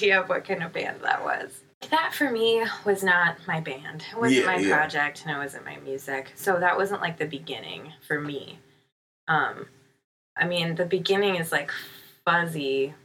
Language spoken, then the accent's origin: English; Kirkland, Washington, United States; also born or lived in Seattle, Washington / Olympia, Washington; I grew up on the east side of Seattle.